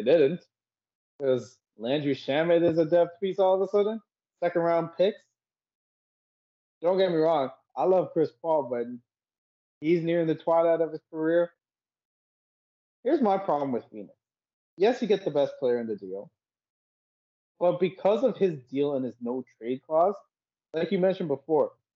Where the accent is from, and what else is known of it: Canada; also born or lived in Sri Lanka (ancestry)